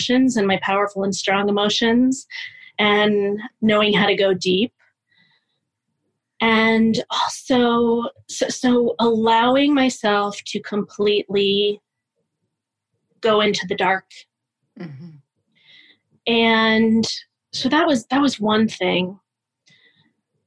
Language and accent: English; Pittsburgh, Pennsylvania, United States; I'm from Pittsburgh